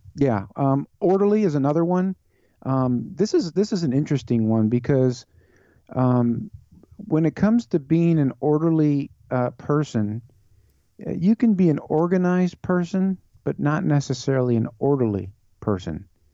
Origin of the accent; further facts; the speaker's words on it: Chicago, Illinois, United States; born and raised in Chicago area